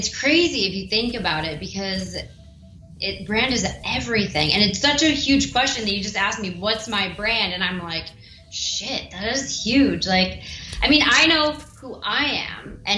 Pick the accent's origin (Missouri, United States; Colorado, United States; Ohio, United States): Ohio, United States; I'm a girl from Ohio.